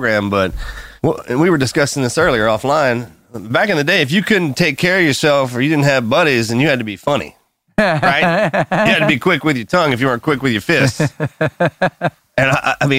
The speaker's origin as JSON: {"language": "English", "region": "Texas", "country": "United States", "said": "I'm from Texas"}